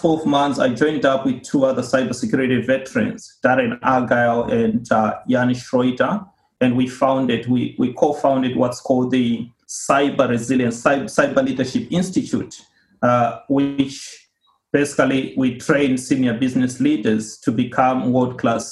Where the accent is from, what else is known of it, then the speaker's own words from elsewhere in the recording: Zimbabwe; moved away as an adult; now in Australia; Originally, I come from Zimbabwe. I started off my career there working with Deloitte and moved here to Australia in 2007